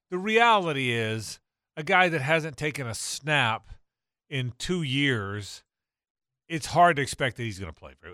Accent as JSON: {"language": "English", "region": "the South", "country": "United States", "said": "I'm a Southerner, but I'm, I'm an old one"}